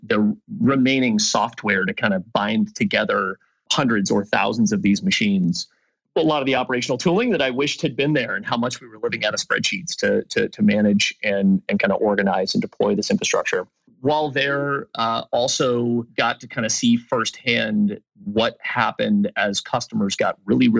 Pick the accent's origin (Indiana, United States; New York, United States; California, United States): California, United States; the Bay Area; Born and raised in the Bay Area